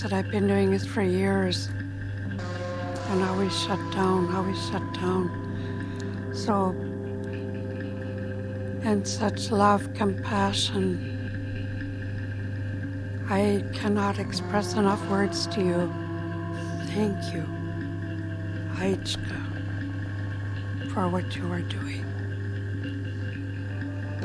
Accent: Songhees Lekwungen territory, British Columbia, Canada; I am from Songhees Lekwungen territory, born and raised there.

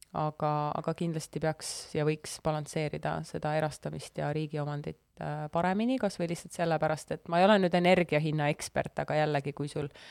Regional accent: Estonia; mul on passis on kirjas, et ma olen sündinud Eesti Vabariigis

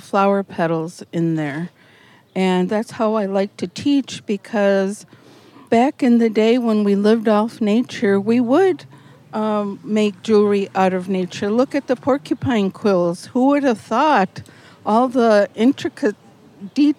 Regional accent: central Wisconsin, United States; I'm from central Wisconsin, and my tribe is Otomi, O-T-O-M-I, and we are from Mexico.

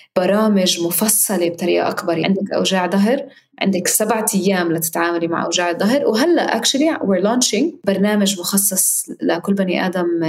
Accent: Palestine; وكوني أنا فلسطينية

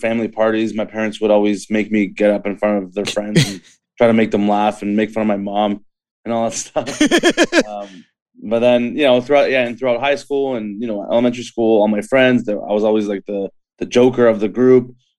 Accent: Markham, Ontario, Canada; also born or lived in Scarborough, Ontario; growing up in Scarborough and Markham

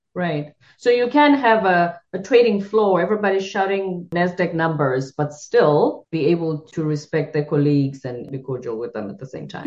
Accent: South Africa; I'm South African. I'm from the Zulu culture

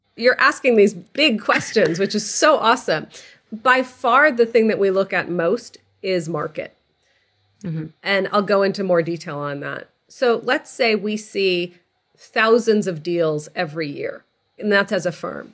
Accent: outside of Boston, Massachusetts, United States; moved away as an adult; also born or lived in California; I grew up outside of Boston. I, like you, I'm a child of Egyptian immigrants to the country

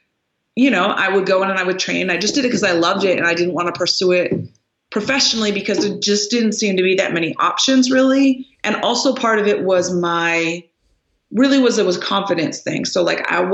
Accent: Canada; moved away; also born or lived in Los Angeles, United States / Lubbock, Texas, United States; I'm Canadian, but, I lived in LA for many years. And so it was really a culture shock for me coming from Canada

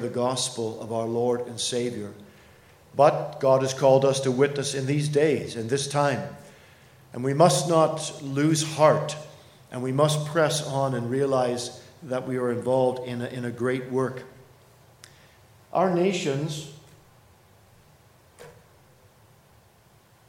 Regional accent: Canada; as a Canadian, one who ministers in Toronto

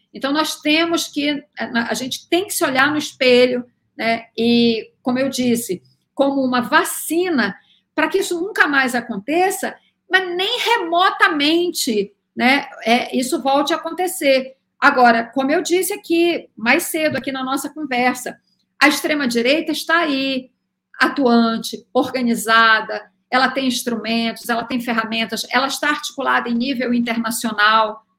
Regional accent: Belém, Pará, Brazil; por ser da Amazônia, né? solar de Belém

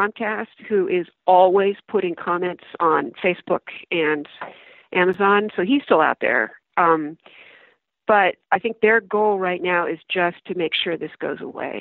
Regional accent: United States; I'm very proud of being American

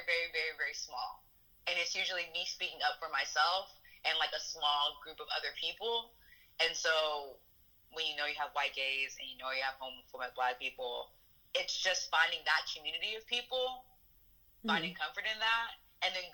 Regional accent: Barstow, California, United States; now in Athens, United States; I am originally from Barstow, California, and I am a student at the University of Georgia

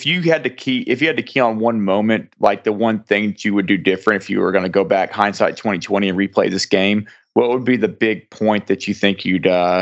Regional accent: Arkansas, United States; I'm from Arkansas

